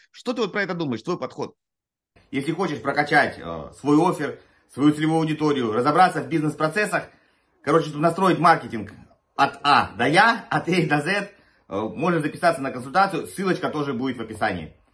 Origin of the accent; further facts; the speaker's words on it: Saratov, Saratov Oblast, Russia; Я, сам, я сам из Саратова, если что.